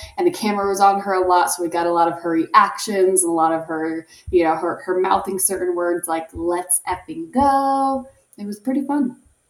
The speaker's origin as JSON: {"language": "English", "country": "United States", "said": "I am an ignorant American."}